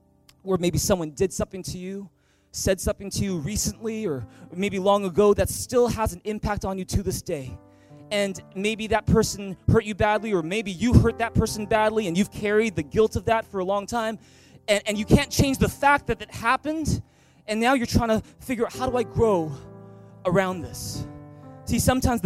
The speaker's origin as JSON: {"language": "English", "town": "Vancouver", "region": "British Columbia", "country": "Canada", "tie": "born or raised there", "also_born_or_lived": "Taiwan", "first_language": "English", "moved": "as an adult", "said": "I grew up in Vancouver. In fact, I was born at Richmond General Hospital. And I've just grown up in Vancouver all my life."}